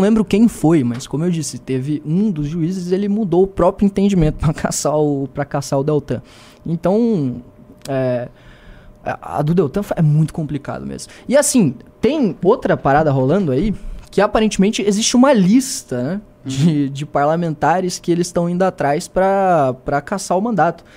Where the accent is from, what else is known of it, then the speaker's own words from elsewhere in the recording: Joinville, Santa Catarina, Brazil; eu sou de Santa Catarina também, né? sou lá de Joinville